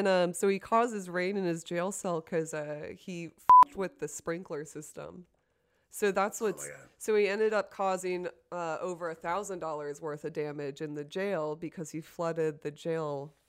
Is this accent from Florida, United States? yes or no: yes; Orlando, Florida, United States; this is coming from my hometown this week of Orlando, Florida.